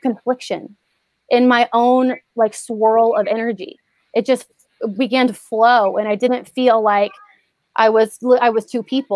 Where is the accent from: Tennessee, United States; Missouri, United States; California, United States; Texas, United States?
Texas, United States; Houston; moved away; I'm from Houston